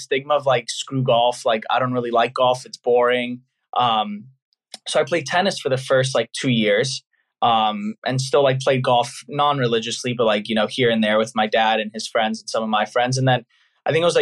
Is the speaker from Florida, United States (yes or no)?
no; San Diego, California, United States; also born or lived in Los Angeles; I'm originally from San Diego, lived there my whole life